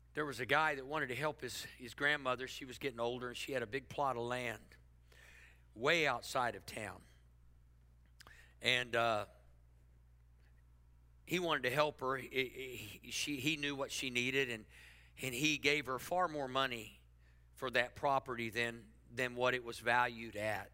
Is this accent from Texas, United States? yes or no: yes; Texas, United States; now in Oklahoma City, United States; I put myself in a place for God to do something when I came to Oklahoma City from South Texas.